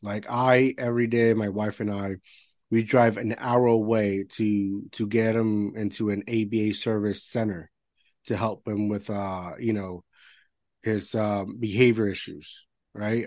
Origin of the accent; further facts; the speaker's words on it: Puerto Rico; first language Spanish; English is a second language; moved away as an adult; I grew up in Puerto Rico all my life